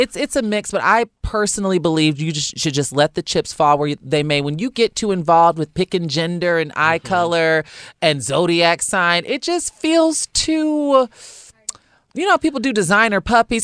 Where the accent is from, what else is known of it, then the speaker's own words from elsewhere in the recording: Chicago, Illinois, United States; now in Los Angeles, United States; I'm from Chicago